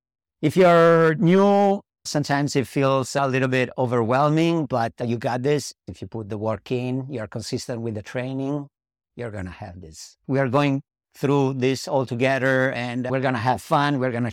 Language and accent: English; Italy; English is a second language; I coach in South Loop location. I'm from Italy.